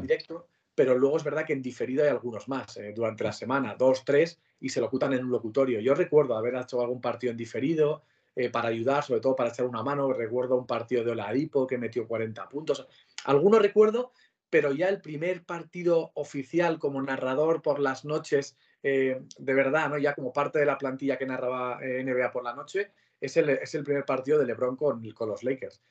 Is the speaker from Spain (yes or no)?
yes; Pamplona, Navarre, Spain; moved away as an adult; now in Madrid, Spain; soy de Pamplona, yo nací en Pamplona y me he criado allí toda la vida